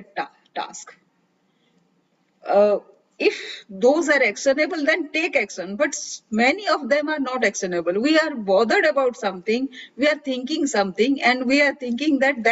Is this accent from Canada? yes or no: no; India; I am a lady from India